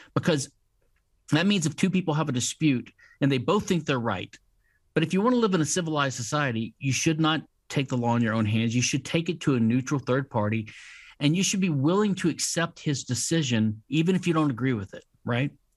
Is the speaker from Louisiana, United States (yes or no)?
yes; Louisiana, United States; I'm from Louisiana, which is a civil law state